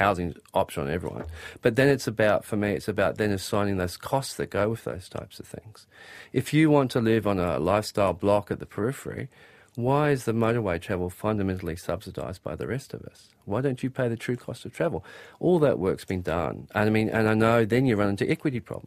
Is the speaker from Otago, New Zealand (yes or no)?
no; Auckland, New Zealand; also born or lived in Grey Lynn, Auckland; I grew up in South Auckland